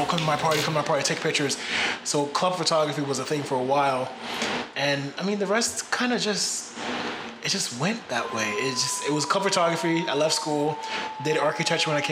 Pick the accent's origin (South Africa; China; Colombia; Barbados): Barbados; also born or lived in Nashville; now in New York, United States; born and raised in Barbados.